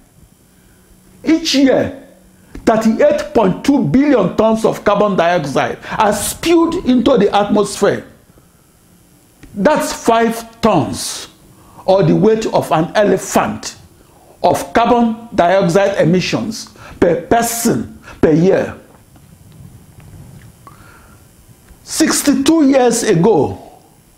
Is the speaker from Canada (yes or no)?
no; Nigeria; now in United States; I am that Nigerian. I am that Nigerian supercomputer scientist